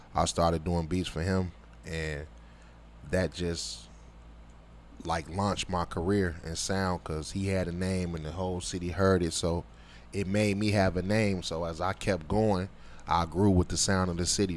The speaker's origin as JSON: {"language": "English", "town": "Chicago", "region": "Illinois", "country": "United States", "tie": "born or raised there", "said": "living, growing up in Chicago"}